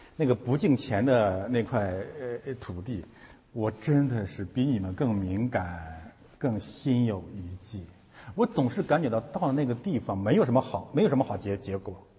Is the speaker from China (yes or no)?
yes; China; moved away; 我们是从中国来的